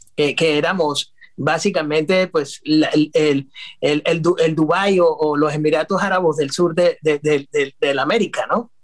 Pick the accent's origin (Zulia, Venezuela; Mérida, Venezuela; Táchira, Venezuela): Táchira, Venezuela; San Cristóbal; moved away as an adult; also born or lived in New York; now in Florida, United States; soy venezolano, nativo de Venezuela y, no es común. nuestra ciudad se llama San Cristóbal. Es una ciudad que queda con frontera con Colombia. a 30 minutos tenemos Colombia, es el estado Táchira